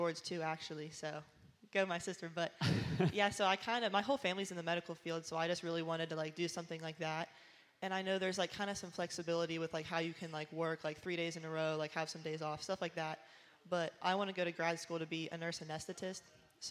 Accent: Washington, Pennsylvania, United States; moved away as an adult; now in Buies Creek, United States; Well, really, Washington, PA

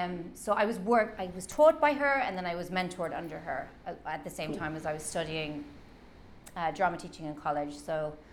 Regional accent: Cork, Munster, Ireland; I'm from Ireland.

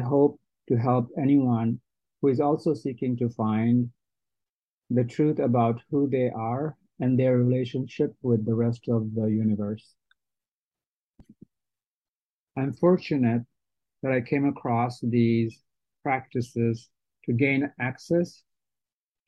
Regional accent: Bangladesh; I was born in Bangladesh into a Muslim family and raised to practice Islam

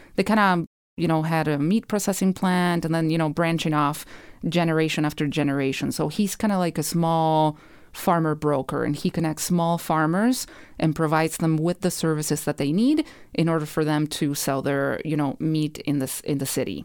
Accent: Rosario, Santa Fe, Argentina; moved away as an adult; now in St. Paul, United States; I grew up in Rosario

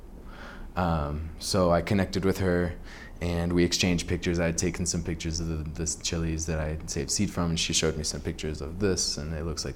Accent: Kansas City, United States; now in Santa Fe, United States; I'm from Kansas City.

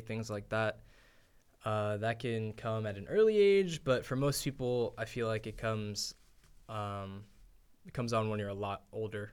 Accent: United States; as an American

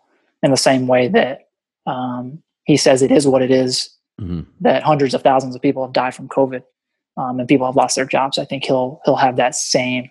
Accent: North Carolina, United States; also born or lived in Boston, Massachusetts; I was born in Boston, but I grew up my whole life in North Carolina.

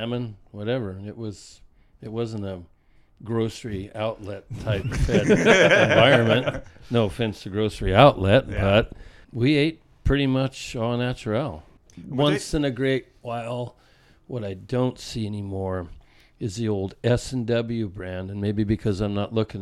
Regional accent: California, United States; I'm California

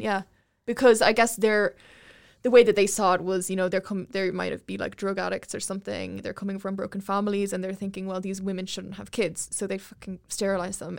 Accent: Ireland; I grew up in Ireland

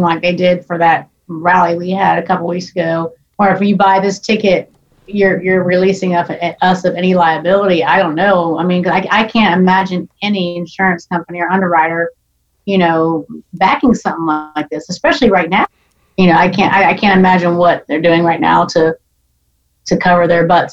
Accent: Orlando, Florida, United States; moved away as an adult; also born or lived in Tennessee; now in Nashville, United States; I actually was born and raised in Orlando, Florida

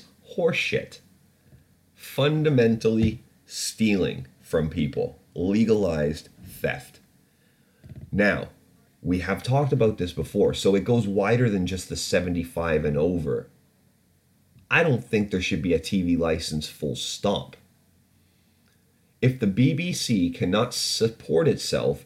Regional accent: Canada; now in United Kingdom; I grew up in Canada

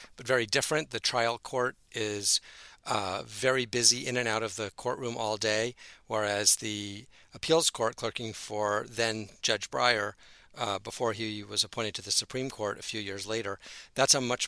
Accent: Croton-on-Hudson, New York, United States; I grew up in Croton-on-Hudson, New York, about an hour north of New York City. I went to the public schools there.

